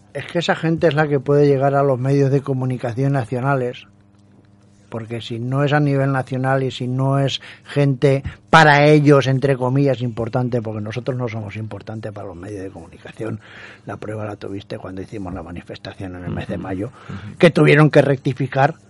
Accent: Valencian Community, Spain; yo como valenciano

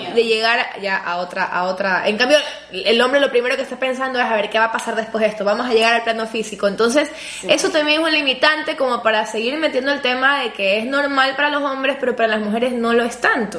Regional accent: Ecuador; yo soy ecuatoriana

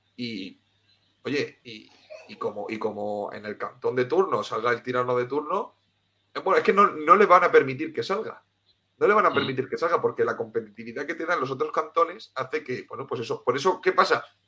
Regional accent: Cartagena, Region of Murcia, Spain; also born or lived in Tenerife; yo soy de Cartagena, de Murcia, y lo que pasa es que viví unos años en Tenerife

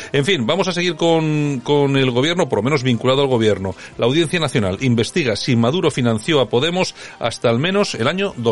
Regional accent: Spain; tenemos más de 45 que no podemos encontrar trabajo y además que somos españoles, no hace falta ser inmigrante

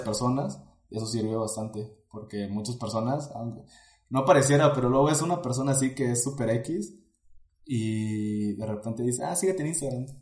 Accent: Tuxtla Gutiérrez, Chiapas, Mexico; moved away as an adult; now in Puebla, Mexico; soy originario de Chiapas. Eh, crecí en la ciudad de Tuxtla Gutiérrez

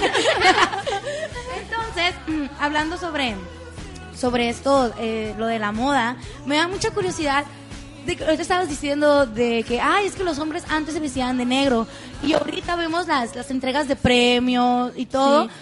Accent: Mexico; así somos los mexicanos

